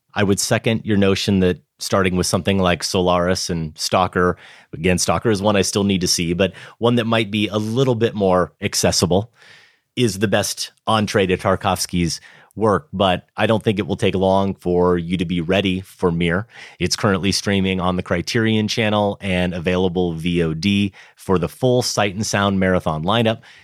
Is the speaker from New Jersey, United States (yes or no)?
no; Grinnell, Iowa, United States; moved away; my hometown of Grinnell.